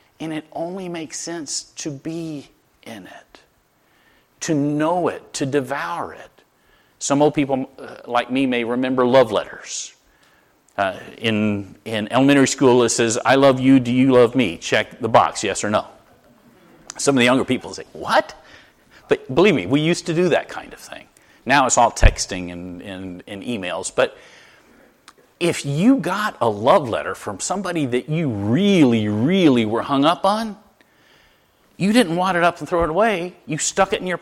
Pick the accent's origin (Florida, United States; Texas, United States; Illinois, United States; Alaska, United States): Florida, United States; now in Connecticut, United States; I'm from Florida.